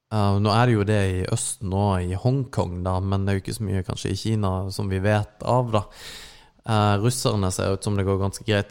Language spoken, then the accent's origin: Norwegian; Norway; vi ble født i Norge